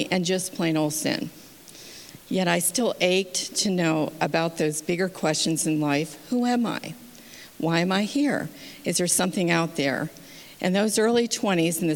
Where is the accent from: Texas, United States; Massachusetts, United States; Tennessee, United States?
Massachusetts, United States; also born or lived in Schenectady, New York; I was born in 1953 in Schenectady, New York, and raised mostly in Massachusetts.